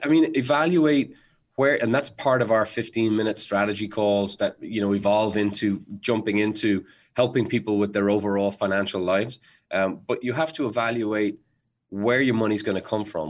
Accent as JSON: {"language": "English", "country": "Ireland", "said": "I'm Irish, so we're naturally bred to constantly be worried about things."}